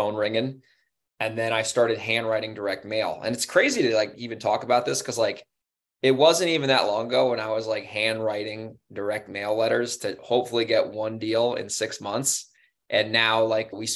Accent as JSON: {"language": "English", "town": "Newburgh", "region": "New York", "country": "United States", "tie": "born or raised there", "moved": "as an adult", "lives_now": "San Diego, United States", "said": "Newburgh, New York, where the area I grew up in. I grew up in the Hudson Valley."}